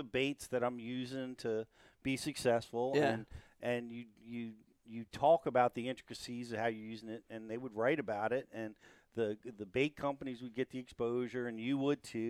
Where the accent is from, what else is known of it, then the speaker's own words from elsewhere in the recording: New Jersey, United States; I'm some kid from Jersey trying to break into pro fishing